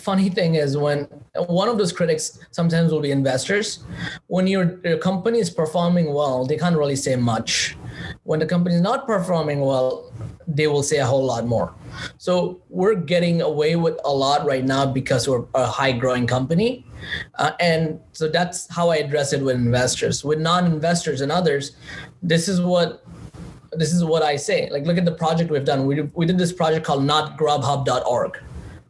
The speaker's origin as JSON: {"language": "English", "town": "New York City", "region": "New York", "country": "United States", "said": "I'm from Queens"}